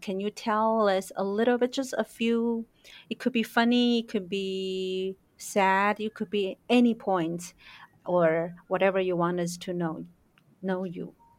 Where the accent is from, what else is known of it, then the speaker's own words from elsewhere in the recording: Taiwan; growing up in Taiwan